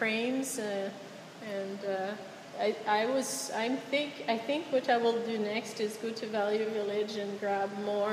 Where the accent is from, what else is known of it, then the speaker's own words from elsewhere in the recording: Quebec City, Quebec, Canada; moved away; I'm not from here, I'm from Quebec City